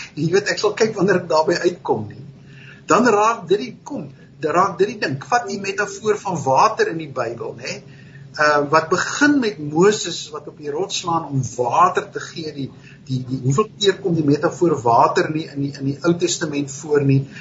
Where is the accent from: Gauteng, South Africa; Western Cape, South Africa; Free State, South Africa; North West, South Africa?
Western Cape, South Africa; Stellenbosch; het op Stellenbosch groot geword.